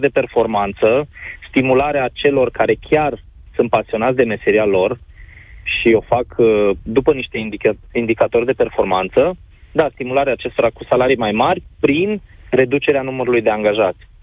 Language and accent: Romanian; Oradea, Bihor County, Romania; mă mândresc că sunt din Oradea